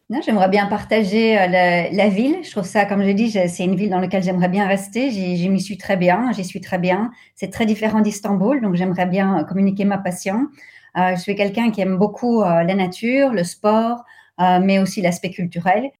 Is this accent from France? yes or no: no; Brussels, Brussels-Capital Region, Belgium; moved away as an adult; also born or lived in Turkey; now in Vienna, Austria; je suis née euh, et j'ai été élevée en, Belgique, à Bruxelles